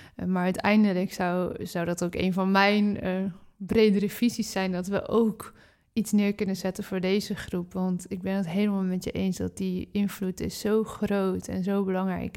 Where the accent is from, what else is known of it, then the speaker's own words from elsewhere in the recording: Netherlands; We zijn in Nederland natuurlijk opgegroeid met brood, brood, brood, brood, brood